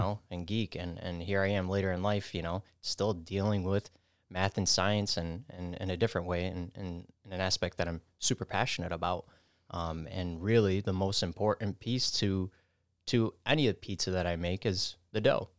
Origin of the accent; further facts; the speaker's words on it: New York City, New York, United States; I grew up in the Bronx, spent my early childhood down there